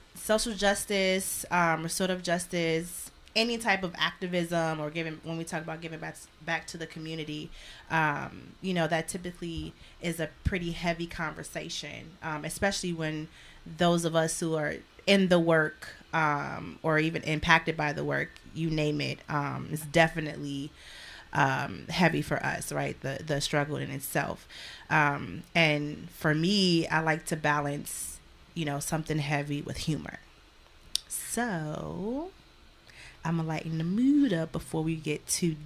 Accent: Chicago, Illinois, United States; now in San Diego, United States; I come from Chicago

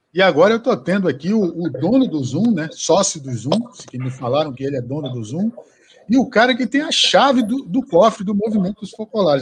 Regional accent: Acre, Brazil; moved away; also born or lived in Rio de Janeiro; Para mim, que sou do Acre, morei no Rio

